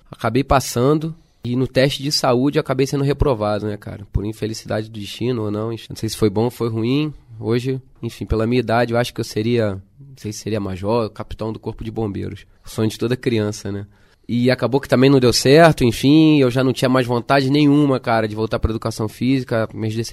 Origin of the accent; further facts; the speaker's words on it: Rio de Janeiro, Brazil; Eu sou originado do Rio, sou nascido e criado no Rio de Janeiro.